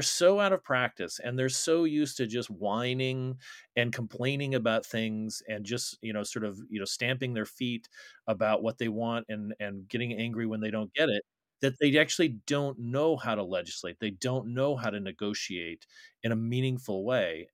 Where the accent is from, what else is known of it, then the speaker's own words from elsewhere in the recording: Arizona, United States; Arizona, my home state